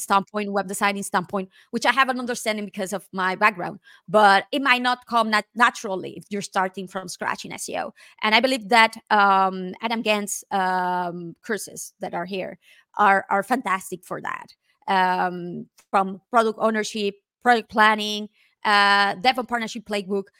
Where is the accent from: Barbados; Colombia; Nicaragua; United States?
Nicaragua; moved away as an adult; now in Spain; I am originally from Nicaragua, and I moved to Spain in two thousand six.